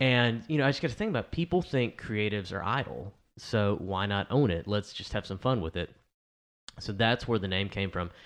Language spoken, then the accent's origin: English; El Dorado, Arkansas, United States; El Dorado, which is my hometown